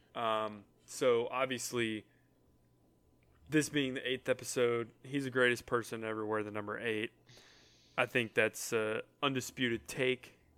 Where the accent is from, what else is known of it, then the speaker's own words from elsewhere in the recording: Atlanta, Georgia, United States; when you're growing up in Atlanta and you're in a, and you're a Braves fan